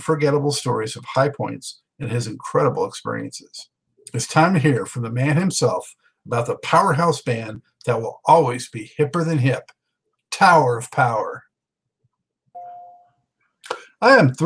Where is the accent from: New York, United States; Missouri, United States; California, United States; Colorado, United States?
California, United States; Los Angeles; now in Charlotte, United States; I was born and raised in Los Angeles. I'm in Charlotte now